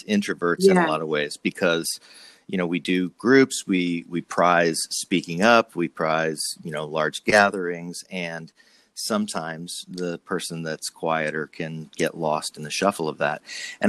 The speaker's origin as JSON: {"language": "English", "region": "New Jersey", "country": "United States", "moved": "yes", "lives_now": "California, United States", "said": "when I moved to California from New Jersey, I was trying to get rid of my accent."}